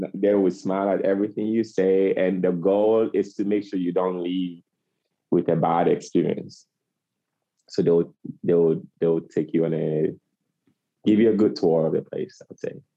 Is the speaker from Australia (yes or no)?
no; Ghana; moved away as an adult; also born or lived in Idaho, United States; now in United States; I'm originally from Ghana, been in the States for 12 years.